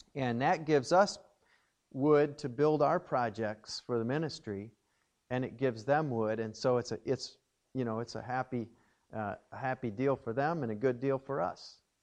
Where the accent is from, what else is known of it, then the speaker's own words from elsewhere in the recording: Watertown, Wisconsin, United States; I grew up in Watertown, Wisconsin, and uh, was born at St. Mary's Hospital there in Watertown